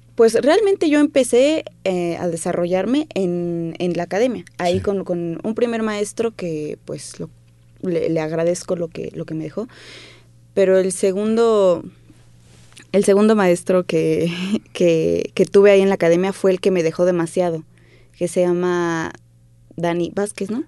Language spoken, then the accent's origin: Spanish; Mexico City, Mexico; Yo crecí, mis primeros años los, los crecí en Clavería.